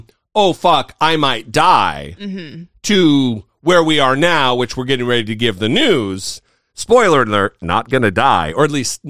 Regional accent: Idaho, United States; born there; I was born in Idaho.

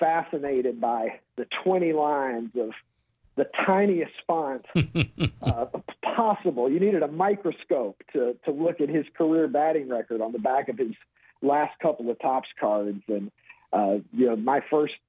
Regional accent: Kentucky, United States; I was born and raised in Kentucky

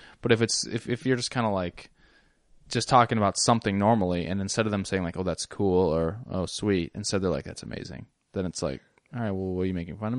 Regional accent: Scotland, United Kingdom; it's like, I'm from Scotland.

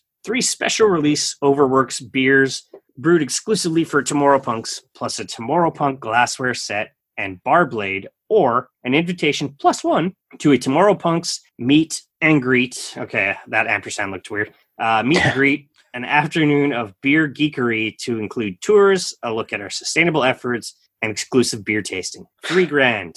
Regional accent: Eastern Canada, Canada; as a Canadian, more specifically in the eastern part of Canada

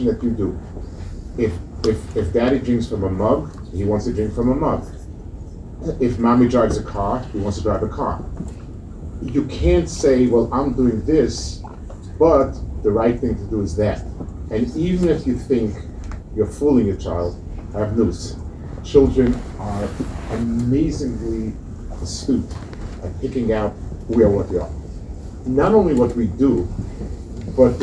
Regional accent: United States; as an American

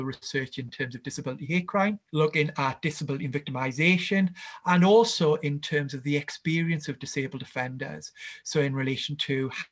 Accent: Gateshead, North East England, United Kingdom; I grew up in a town called Gateshead, which is just next to Newcastle.

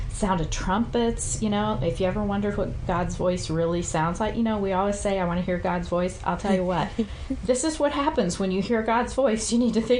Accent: Indiana, United States; also born or lived in Pacific Northwest; Well, I love the mountains. I came from Indiana, then moved to the Pacific Northwest, and so I just fell

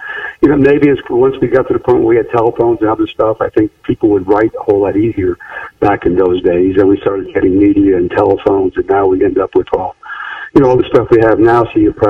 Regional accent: Altamont, New York, United States; I did a course called Orchard Creeks in Altamont, New York, mm-hmm. and that's actually my hometown.

